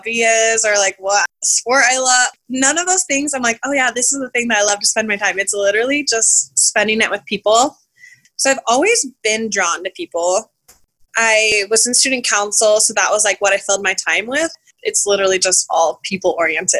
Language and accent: English; Las Vegas, Nevada, United States; I'm from Las Vegas, so it's a big city, but it's also a pretty small town when it comes to knowing people